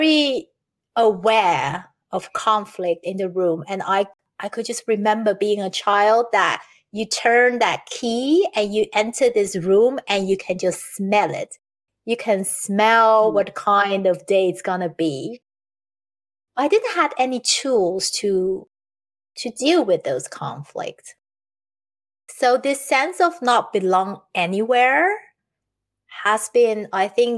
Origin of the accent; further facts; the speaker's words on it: Taiwan; now in Netherlands; I'm living in the Netherlands. I've been here for almost 31 years now. And I was born in Taiwan